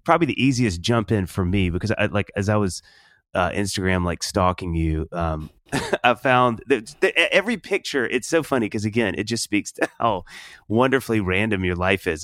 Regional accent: Kosciusko, Mississippi, United States; A native Mississippian

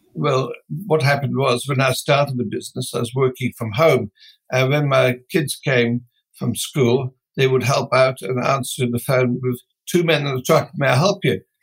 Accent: Netherlands; moved away as an adult; now in Australia; I came originally from Holland

